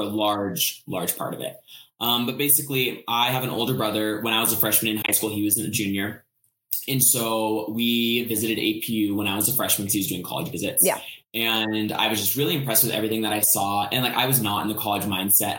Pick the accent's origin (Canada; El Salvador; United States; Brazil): United States; Colorado; I'm from Colorado